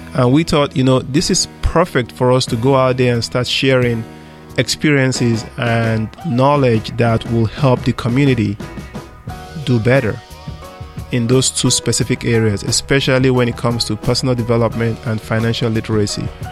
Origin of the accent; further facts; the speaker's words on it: Nigeria; moved away as an adult; now in United States; I grew up in Africa, Nigeria.